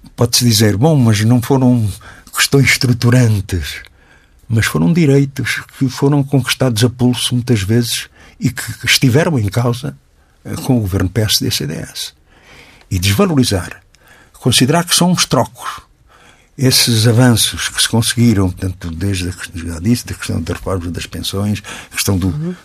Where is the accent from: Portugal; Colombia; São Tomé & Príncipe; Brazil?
Portugal; como português